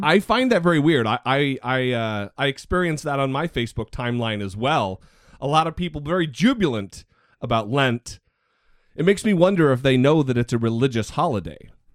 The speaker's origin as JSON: {"language": "English", "region": "northern Idaho", "country": "United States", "tie": "born or raised there", "said": "I grew up in northern Idaho"}